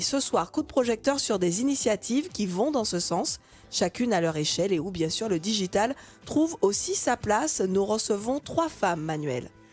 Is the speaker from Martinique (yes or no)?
yes; Martinique; chez nous en Martinique